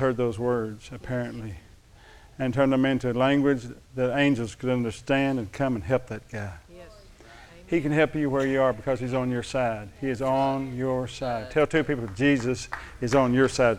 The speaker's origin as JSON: {"language": "English", "town": "Thackerville", "region": "Oklahoma", "country": "United States", "said": "They used to call us Thackerville thugs. I'm from Thackerville. You know where that is over in Love County?"}